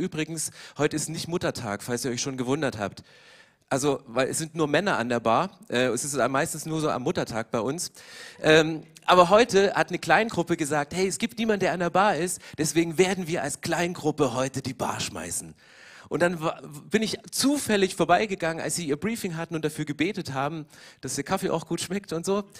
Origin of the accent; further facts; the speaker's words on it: East Germany, Germany; Ich komme aus dem Osten